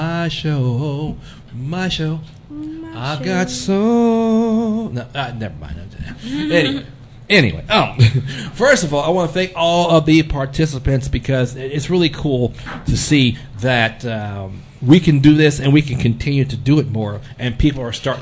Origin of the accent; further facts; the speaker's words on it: Texas, United States; we are from Texas. We actually work here.